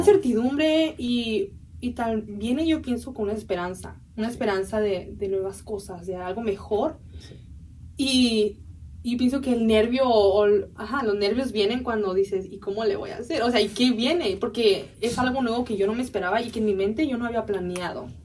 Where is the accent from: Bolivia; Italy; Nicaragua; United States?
United States; San Diego, California; also born or lived in Mexico (parents' origin); crecí en los Estados Unidos